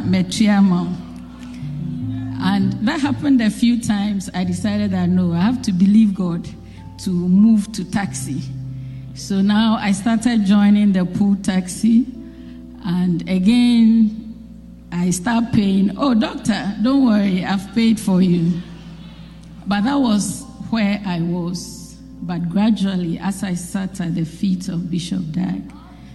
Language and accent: English; Ghana; moved away as an adult; also born or lived in Europe; I came home to Ghana in March